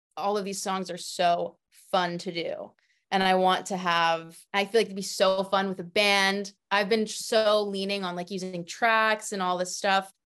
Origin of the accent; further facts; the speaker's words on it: Florida, United States; moved away; I'm from Florida originally